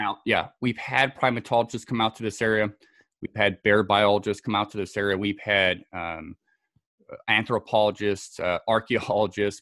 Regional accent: Scotland, United Kingdom; also born or lived in Southern California; now in United States; born and raised in Scotland

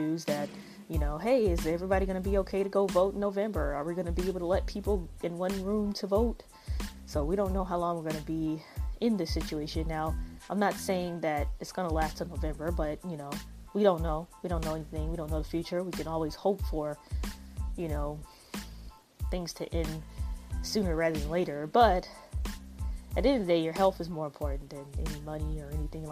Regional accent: United States; I am African American

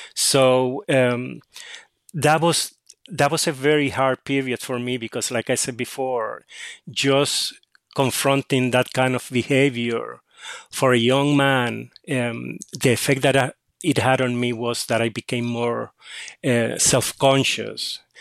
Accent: Cataño, Puerto Rico; I grew up in Catania, um, which is a s, a small town across the bay from San Juan in Puerto Rico

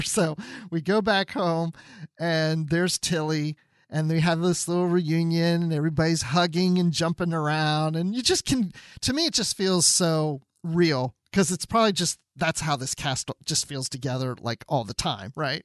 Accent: Georgia, United States; here in my home state of Georgia

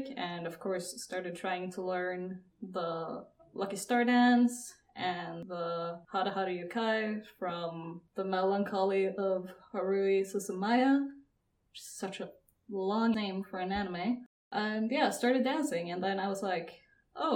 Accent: Norway; I'm from Norway

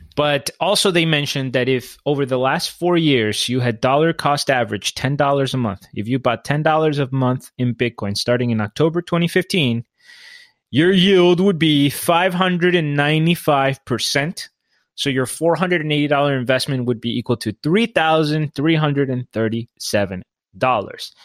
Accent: Colombia; I'm from Colombia

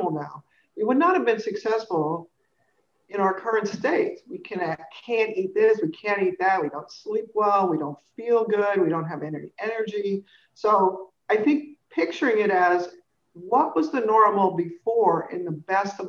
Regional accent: California, United States; I grew up in California

